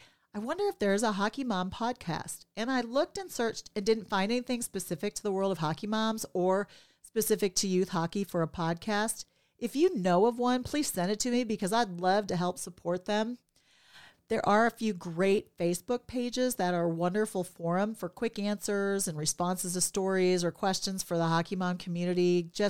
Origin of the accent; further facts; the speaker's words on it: Minnesota, United States; born there; I was born in Minnesota, the state of hockey, and having lived in many states